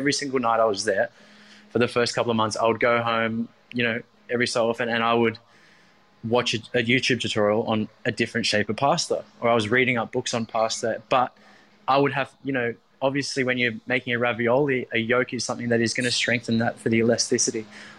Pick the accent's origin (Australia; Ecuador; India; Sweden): Australia; Maroubra, New South Wales; although I grew up in Maroubra, but, you know, coming to Bondi around the early 20 mark